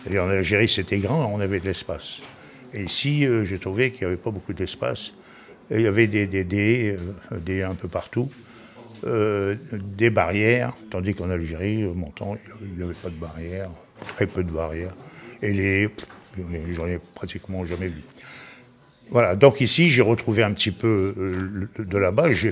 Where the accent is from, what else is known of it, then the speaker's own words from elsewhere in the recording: Flanders, Belgium; Et je suis flamand, vive la Flandre.